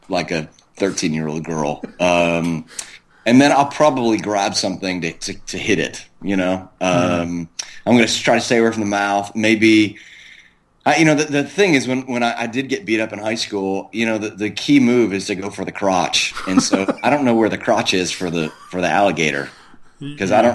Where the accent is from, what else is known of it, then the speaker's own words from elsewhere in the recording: South Florida, United States; I grew up in South Florida where the Everglades are